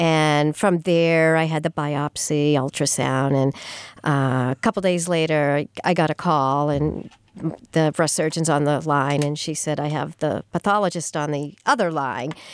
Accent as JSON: {"language": "English", "town": "Sturbridge", "region": "Massachusetts", "country": "United States", "tie": "born or raised there", "also_born_or_lived": "Amherst, Massachusetts / Melrose, Massachusetts / West Peabody, Massachusetts", "lives_now": "Franklin, United States", "said": "I grew up in the Sturbridge area"}